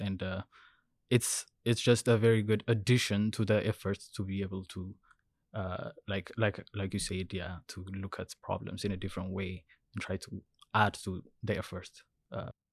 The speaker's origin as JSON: {"language": "English", "country": "Ethiopia", "tie": "born or raised there", "moved": "as an adult", "lives_now": "Vancouver, Canada", "said": "I'm originally from Ethiopia. So I did my undergrad in civil engineering, uh, when I was, when I was in Ethiopia."}